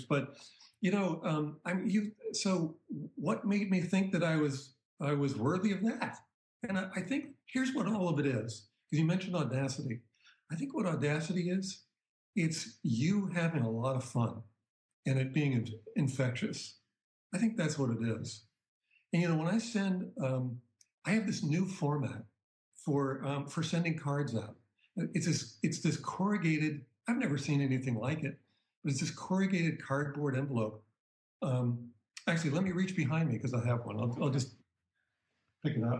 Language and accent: English; Boston, Massachusetts, United States; growing up in the Boston area